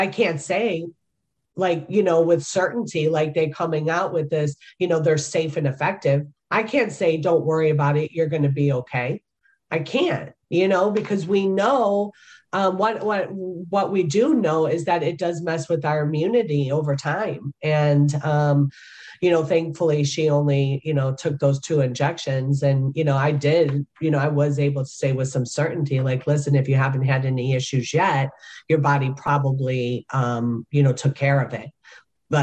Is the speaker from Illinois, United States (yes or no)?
yes; Chicago, Illinois, United States; moved away; my hometown of Chicago